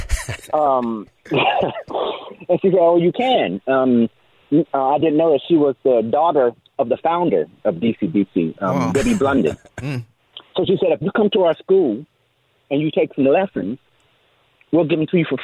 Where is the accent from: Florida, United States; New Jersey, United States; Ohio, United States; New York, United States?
Ohio, United States; Dayton; moved away; I'm originally from Dayton, Ohio. I'm the oldest of five children.